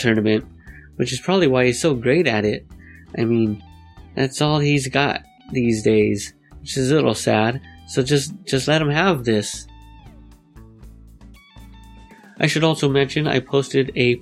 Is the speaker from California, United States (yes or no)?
yes; Los Angeles, California, United States; Gotta represent for my hometown nerdcore MCs